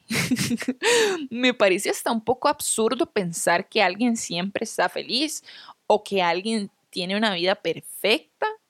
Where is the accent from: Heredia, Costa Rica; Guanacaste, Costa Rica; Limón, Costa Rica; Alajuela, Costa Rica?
Limón, Costa Rica; Guápiles; moved away; no soy de San José, ¿verdad? Soy de Guapiles